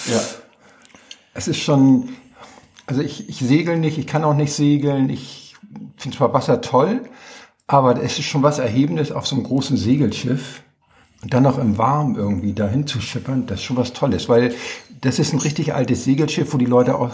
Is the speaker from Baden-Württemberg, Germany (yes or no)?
no; Hamburg, Germany; Nein, ich komme aus Hamburg